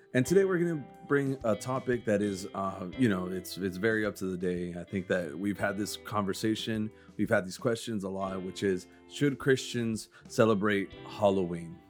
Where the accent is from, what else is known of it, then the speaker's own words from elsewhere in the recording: Mexico; moved away; I grew up in Mexico